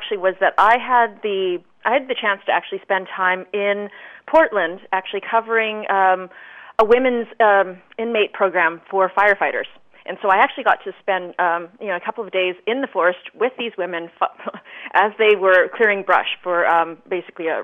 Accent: Brandon, Manitoba, Canada; now in Vancouver, Canada; I grew up in Brandon, Manitoba

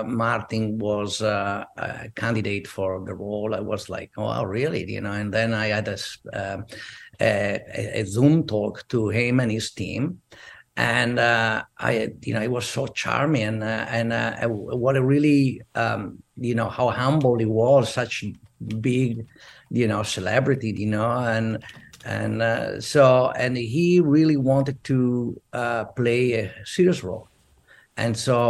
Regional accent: Verona, Veneto, Italy; English is a second language; moved away as an adult; also born or lived in Venice / Rome; now in United States; I'm from Verona

